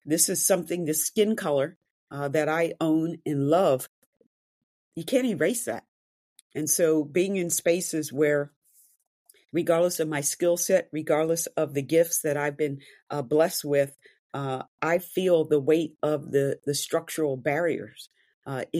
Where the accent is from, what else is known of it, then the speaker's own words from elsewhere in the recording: Wayne, Pennsylvania, United States; I grew up outside of Philadelphia in a low to middle income Black neighborhood surrounded by wealth